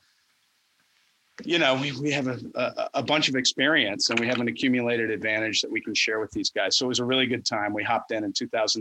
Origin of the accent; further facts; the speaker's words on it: the South, United States; As a Southerner